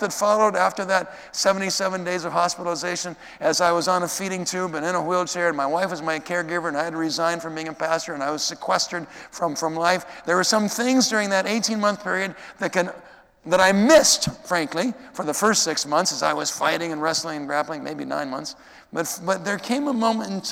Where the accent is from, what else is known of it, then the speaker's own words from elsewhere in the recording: Minnesota, United States; growing up in Minnesota